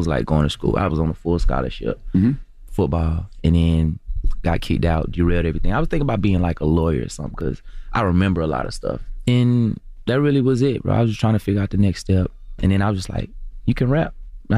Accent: Atlanta, Georgia, United States; Yeah, I'm from Atlanta.

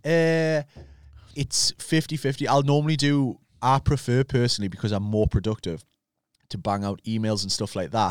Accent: Newcastle upon Tyne, North East England, United Kingdom

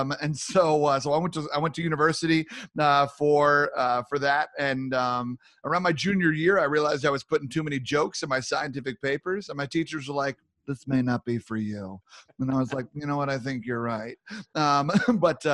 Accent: New York, United States; moved away as an adult; now in Minnesota, United States; Born and raised in New York. I'm a proud New Yorker. Spent most of my life there

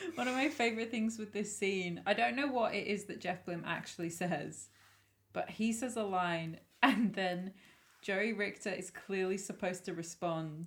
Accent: England, United Kingdom; we as English people

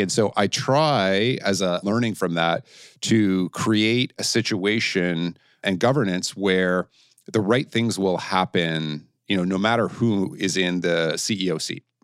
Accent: Canada; moved away; being a Canadian who had never traveled outside Canada and the United States before I went and started to open the Asia Pacific region for Blackberry

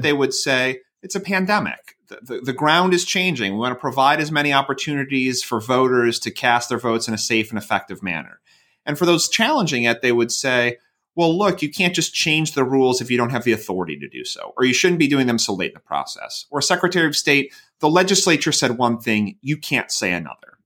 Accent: Royal Oak, Michigan, United States; moved away as an adult; also born or lived in St. Louis, Missouri / Chicago, Illinois / California; now in Iowa, United States; I grew up outside of Detroit in Royal Oak, Michigan

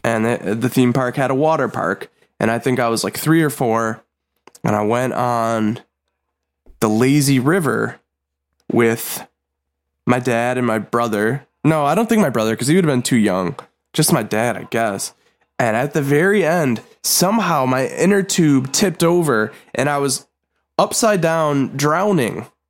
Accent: Buffalo, New York, United States; Jim Carrey has been to my hometown

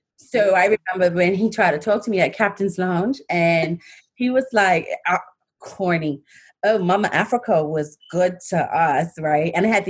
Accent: Bermuda; moved away as an adult; also born or lived in Georgia, United States; now in Manchester, United Kingdom; I'm from Bermuda, born and bred. Spent a few years overseas in the States for university, went to University of Georgia, have a degree in journalism. And in 2016, I found myself... I migrated to Manchester

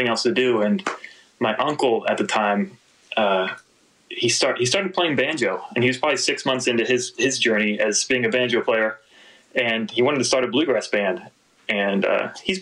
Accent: Akron, Ohio, United States; I grew up in Akron, Ohio

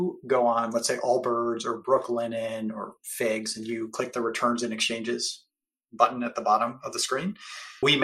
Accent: Cleveland, Ohio, United States; now in San Francisco Bay Area, United States; based in the Bay Area, though I grew up in Cleveland, Ohio

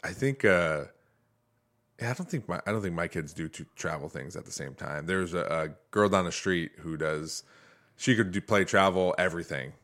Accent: Toledo, Ohio, United States; I grew up in Toledo

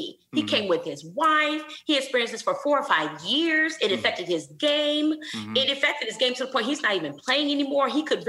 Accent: Flint, Michigan, United States; I'm from Flint, Michigan.

